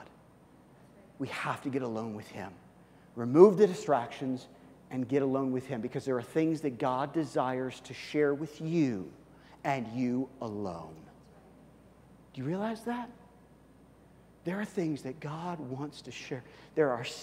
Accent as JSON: {"language": "English", "town": "Kansas City", "region": "Missouri", "country": "United States", "tie": "born or raised there", "also_born_or_lived": "Colorado", "moved": "yes", "said": "I grew up in Kansas City. I grew up in Missouri."}